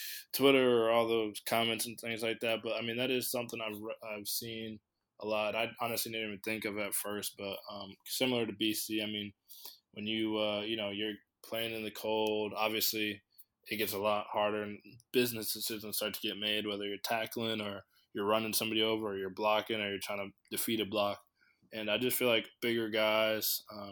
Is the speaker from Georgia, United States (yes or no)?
no; Connecticut, United States; I'm from Connecticut